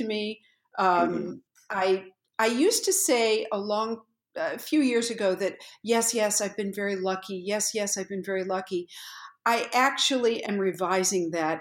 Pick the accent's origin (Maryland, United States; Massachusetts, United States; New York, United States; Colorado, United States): Massachusetts, United States; Pittsfield; I grew up in Pittsfield, Massachusetts, which is Western Massachusetts.